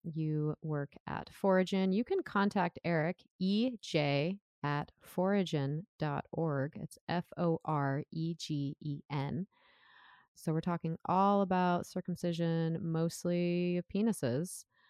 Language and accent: English; Southern California, United States; now in Oregon, United States; I'm an American, I'm from Southern California